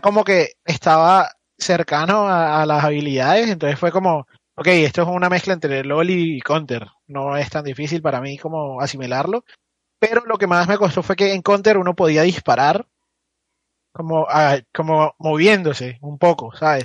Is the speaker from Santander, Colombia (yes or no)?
no; Barranquilla, Atlántico, Colombia; Yo soy de Barranquilla.